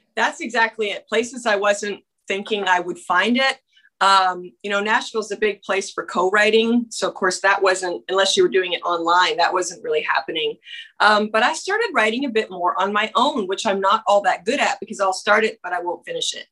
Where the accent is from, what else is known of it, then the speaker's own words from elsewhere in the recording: Canada; moved away; I'm from Canada